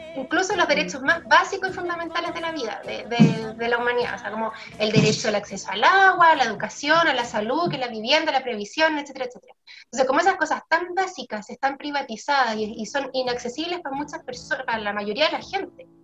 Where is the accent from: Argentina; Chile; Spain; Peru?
Chile; merecemos, digamos, como pueblo chileno